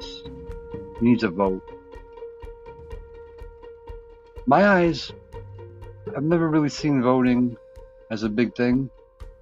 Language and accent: English; United States; proud to be an American